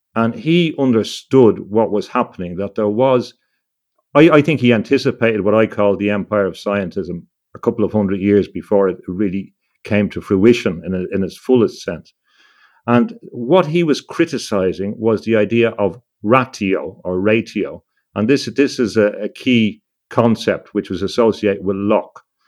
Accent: Ireland; growing up in Ireland

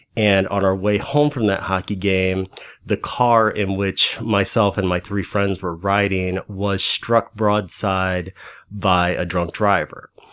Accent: High Hill, Missouri, United States; also born or lived in St. Louis, Missouri; my hometown is a little wide spot in the road called High Hill, Missouri, about an hour outside of Saint Louis

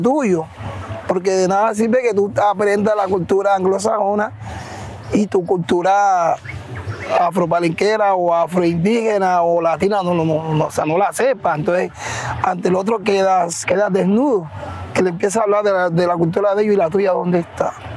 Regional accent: San Basilio de Palenque, Bolívar, Colombia; also born or lived in Cartagena; now in Barranquilla, Colombia; soy oriundo de San Basilio de Palenque

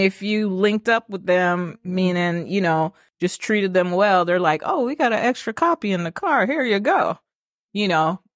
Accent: Kingston, Jamaica; now in Atlanta, United States; So I'm a city girl. I'm from Kingston.

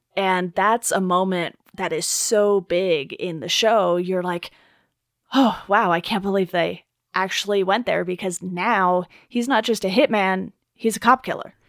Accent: Orange County, California, United States; I grew up in Orange County

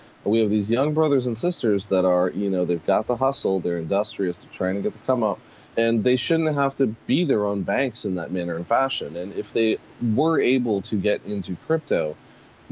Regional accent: Pittsburgh, Pennsylvania, United States; also born or lived in Harlem, New York City; now in New York City, United States; I was born and raised in Pittsburgh

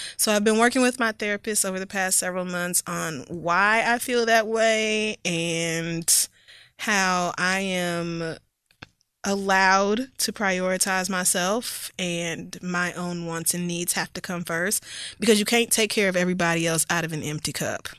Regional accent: the Bible Belt, United States; growing up in the Bible Belt with conservative family

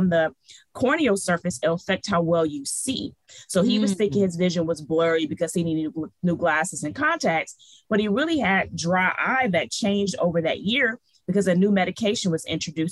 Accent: Detroit, Michigan, United States; moved away as an adult; also born or lived in New Orleans; Detroit raised

